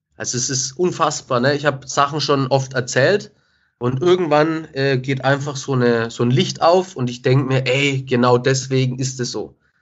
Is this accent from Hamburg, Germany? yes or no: no; Nuremberg, Bavaria, Germany; Ich bin mit 13 auf eine neue Schule gekommen weil ich den Sprung auf die Realschule nicht geschafft habe. Es war alles in Nürnberg